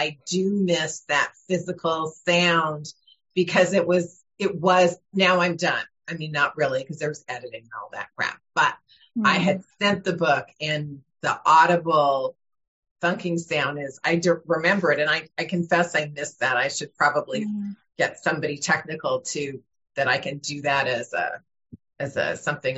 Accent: Burbank, California, United States; I grew up in Burbank, California

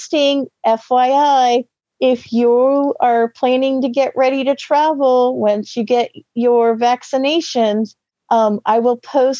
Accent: Florida, United States; I'm from Florida

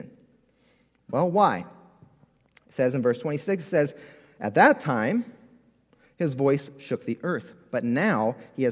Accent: California, United States; as a kid, I grew up in California. Growing up in California, we had earthquake drills all the time at school

